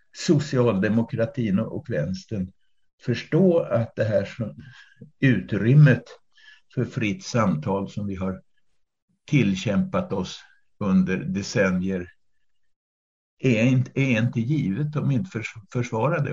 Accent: Flen, Södermanland, Sweden; also born or lived in Kalmar / Öland; now in Mörbylånga, Sweden; jag är uppvuxen i Flen på den sörmländska eh, obygden

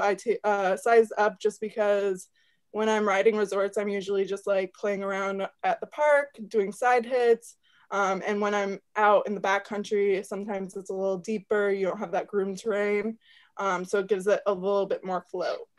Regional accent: Fairfax, Vermont, United States; I'm from Fairfax, Vermont

